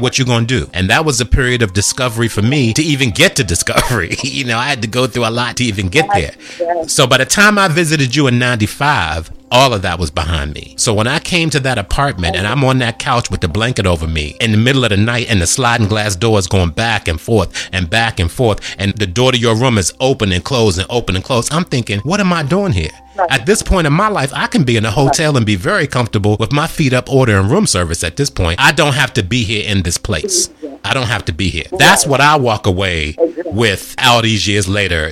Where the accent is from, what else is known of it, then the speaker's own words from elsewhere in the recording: Washington, District of Columbia, United States; I was born in Washington, D.C.